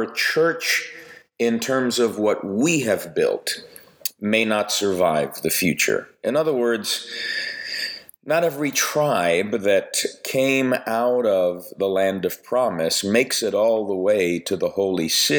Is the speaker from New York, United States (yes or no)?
yes; New York, United States; I grew up Italian in New York